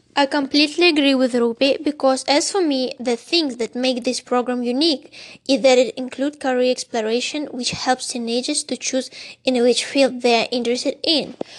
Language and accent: English; Russia; from Russia